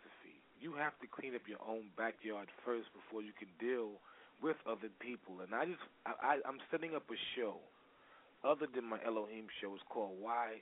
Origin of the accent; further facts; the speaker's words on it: New York City, New York, United States; I'm from New York City. That's why I was asking. I'm from Brooklyn, New York.